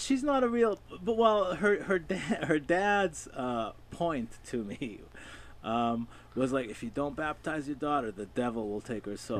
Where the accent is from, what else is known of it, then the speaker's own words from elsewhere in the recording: Israel; moved away; I'm not a practicing Jew because I grew up in Israel